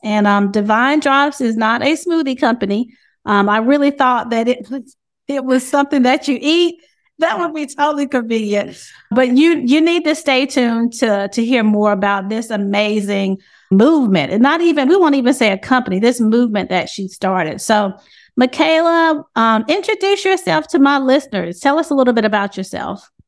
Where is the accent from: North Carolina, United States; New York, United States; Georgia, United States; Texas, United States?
North Carolina, United States; High Point; I'm also from North Carolina. I'm from High Point as well.